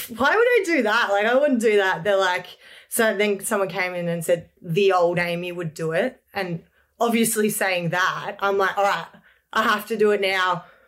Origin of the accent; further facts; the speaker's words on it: Lilydale, Victoria, Australia; I grew up in Lilydale, Victoria with my beautiful family